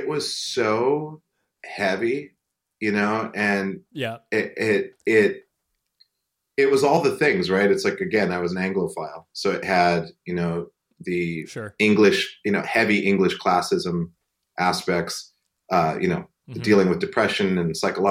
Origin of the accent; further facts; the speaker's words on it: Great Falls, Montana, United States; I grew up in Great Falls